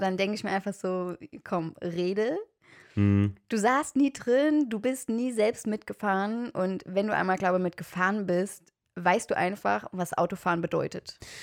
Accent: Germany; ich komme aus Deutschland

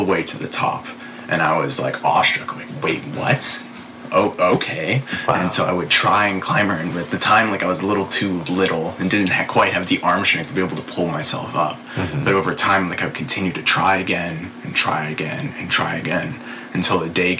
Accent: Northern California, United States; I grew up in Northern California

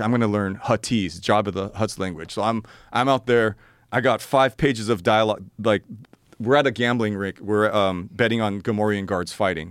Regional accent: Los Angeles, California, United States; born and raised in Los Angeles

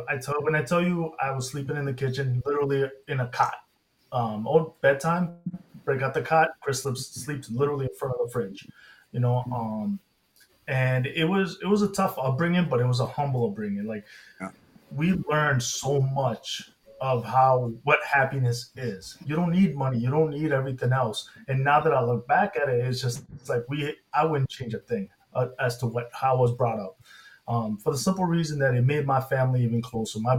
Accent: England, United Kingdom; born there; I was born in England, yeah.

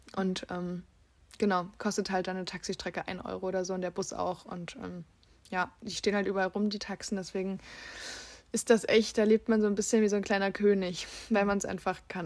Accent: Leipzig, Saxony, Germany; moved away as an adult; now in Bulgaria; Ich, wir kommen ja aus Leipzig und ich habe mhm. äh, in Leipzig auch Jura studiert

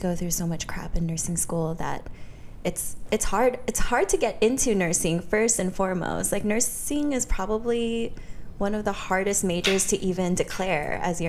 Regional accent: Modesto, California, United States; No, I still work in Modesto. {S3} Okay. {S1} My hometown, but I'm just never really there.

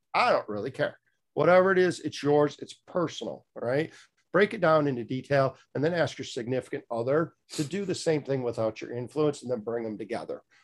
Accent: Michigan, United States; moved away as an adult; also born or lived in South Florida; now in Fort Pierce, United States; I was born and raised in Michigan

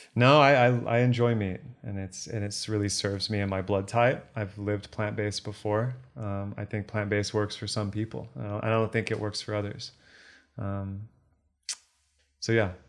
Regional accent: Texas, United States; Born and raised in Texas

